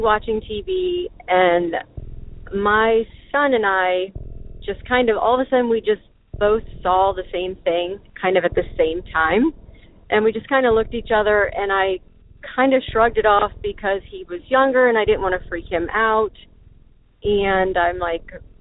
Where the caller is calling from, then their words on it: Ohio, United States; I'm calling from Ohio